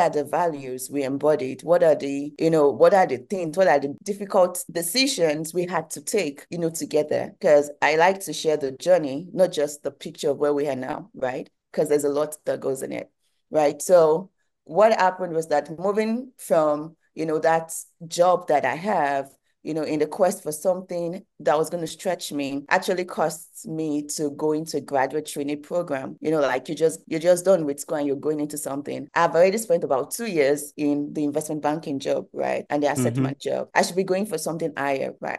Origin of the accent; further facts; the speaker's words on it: Nigeria; moved away as an adult; now in United States; I'm Nigerian and I've always been in Nigeria. I did my first degree in Nigeria before I moved to the United States for my second degree